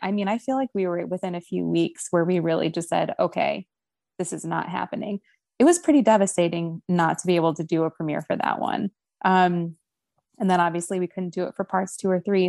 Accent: Ohio, United States; moved away; ohio which is my home state

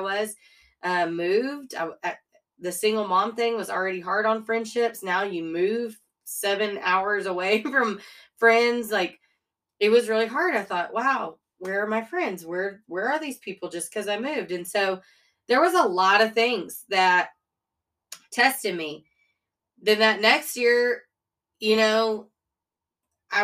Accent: a town 30 miles from Austin, Texas, United States; moved away as an adult; it was just a good place to be raised. It really was. But I was 30 miles from Austin.

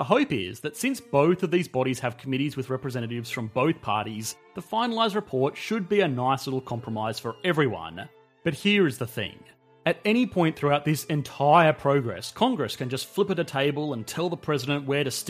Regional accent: Australia; I am an Australian

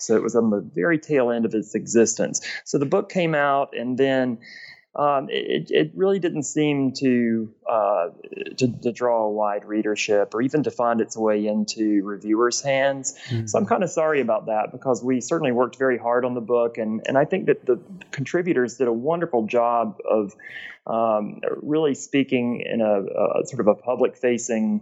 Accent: Gainesville, Georgia, United States; moved away as an adult; also born or lived in South Carolina; now in Cleveland, United States; I'm originally from Gainesville, Georgia, which is in northeast Georgia between Atlanta and the Appalachian Mountains.

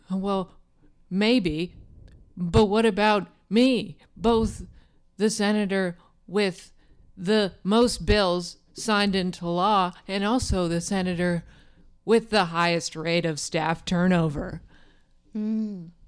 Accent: Midwest, United States; I'm born and raised in the Midwest. I'm a salt of the earth woman.

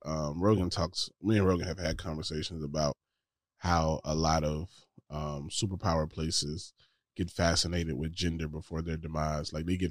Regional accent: Georgia, United States; I was raised in Georgia.

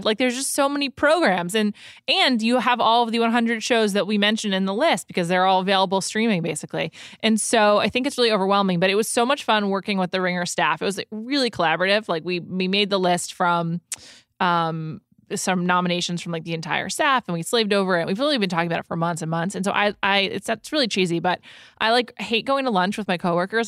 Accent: New York, United States; also born or lived in Silver Lake, Los Angeles, California; now in Los Angeles, United States; my childhood growing up on New York Chinese food

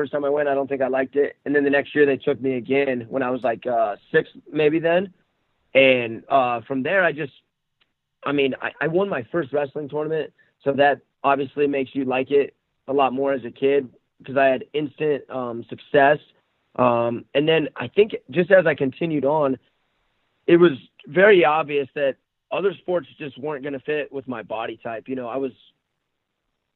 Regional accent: Cheyenne, Wyoming, United States; I'm from Cheyenne, Wyoming.

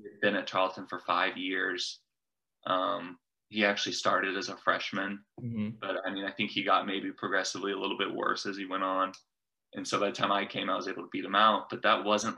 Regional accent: Coppell, Texas, United States; growing up in Coppell

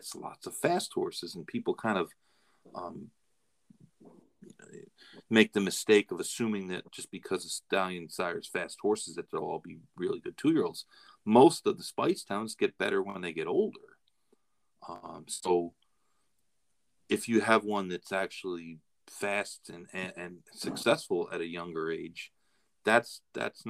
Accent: Florida, United States; I'm from Florida

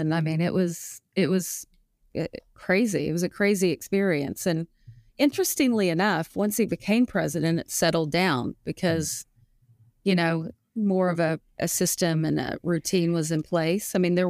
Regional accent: the South, United States; Oh, pine trees. Mm. I'm from the South, pine trees stand pine.

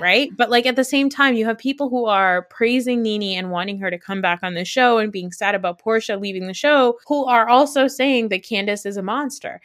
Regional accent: New Jersey, United States; I'm not even Italian. I'm just from New Jersey

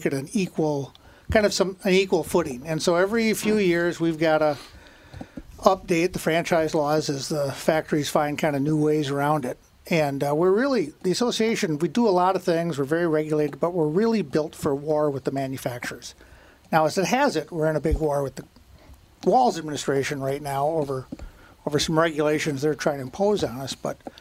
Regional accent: St. Paul, Minnesota, United States; I was born in St. Paul

